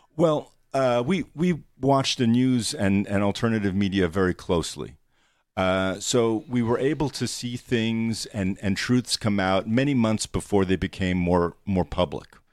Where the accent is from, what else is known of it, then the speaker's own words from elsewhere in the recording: New York City, New York, United States; I grew up in New York City